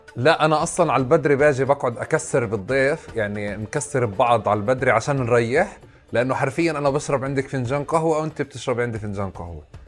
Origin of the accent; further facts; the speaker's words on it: Tulkarm, West Bank, Palestine; انا ابن طول كرم